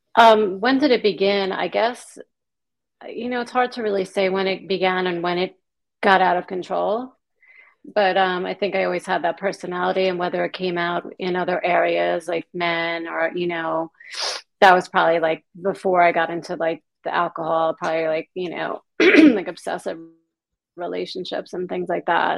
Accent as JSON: {"language": "English", "area": "Long Island", "region": "New York", "country": "United States", "tie": "born or raised there", "moved": "as an adult", "said": "I grew up in New York on Long Island"}